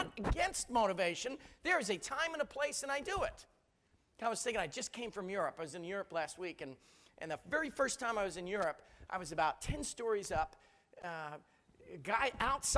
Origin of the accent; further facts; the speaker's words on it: United States; I talk funny. I'm American